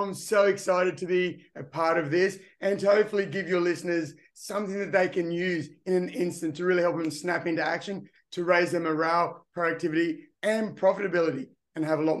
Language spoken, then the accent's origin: English; Engadine, New South Wales, Australia; Growing up in Engadine, which is part of Cronulla, like you said, which is just south of Sydney, great place to be.